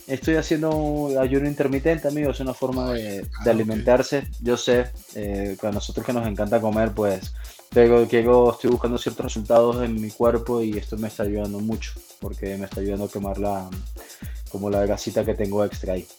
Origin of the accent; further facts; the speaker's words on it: Venezuela; moved away as an adult; also born or lived in Spain; now in Mexico City, Mexico; soy nacido en España, criado en Venezuela. Hace 10 años que ya vivo aquí en la Ciudad de México